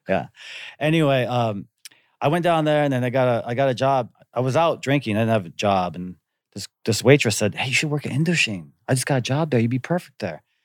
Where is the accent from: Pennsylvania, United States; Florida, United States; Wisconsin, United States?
Wisconsin, United States; Antigo; moved away as an adult; also born or lived in Green Bay, Wisconsin; now in Korea; we moved from Green Bay, which was, you know, what, a hundred and fifty, two hundred thousand people, and I moved to Anigo, Wisconsin